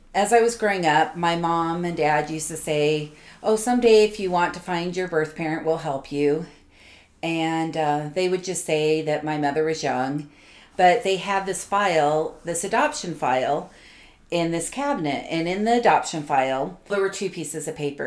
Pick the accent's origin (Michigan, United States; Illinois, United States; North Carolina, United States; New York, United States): New York, United States; New York City; I was born in New York City in the late 60s